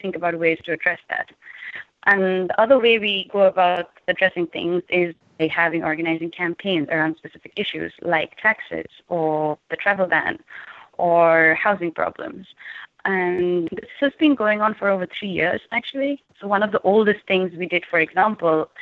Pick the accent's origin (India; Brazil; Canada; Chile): India; now in United States; I'm also from India, so that makes me an international student worker.